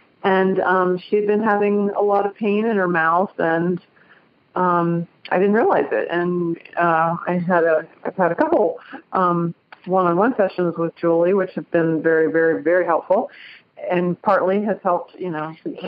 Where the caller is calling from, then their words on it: Cincinnati, Ohio, United States; I'm calling from Cincinnati, Ohio